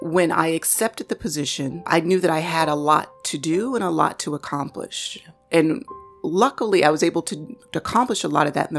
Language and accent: English; United States; Of course, I'm African American in a country that is skewed largely towards white males.